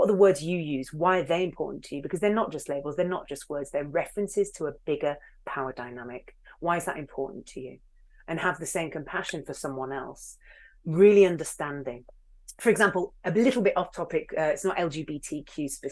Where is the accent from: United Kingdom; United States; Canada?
United Kingdom; Hull, Yorkshire and the Humber; I am from Hull